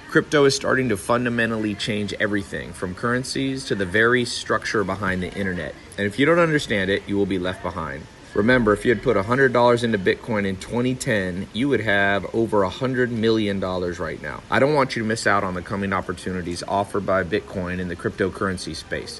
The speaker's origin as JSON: {"language": "English", "town": "Long Beach", "region": "California", "country": "United States", "tie": "born or raised there", "also_born_or_lived": "the South (US)", "moved": "yes", "said": "I was born in Los An-, Long Beach, California. So I wasn't used to these sayings."}